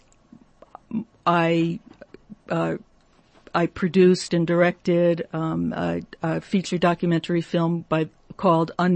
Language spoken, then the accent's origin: English; United States; I'm American